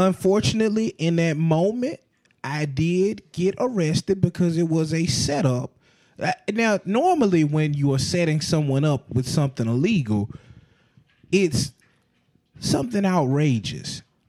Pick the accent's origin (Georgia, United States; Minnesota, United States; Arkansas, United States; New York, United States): Georgia, United States; Atlanta; I'm from Atlanta, Georgia.